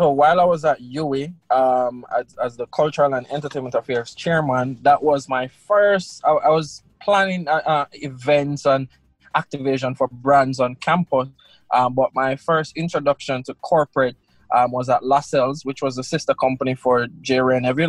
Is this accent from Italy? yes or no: no; Russia; born there; Yeah, I was born in Russia.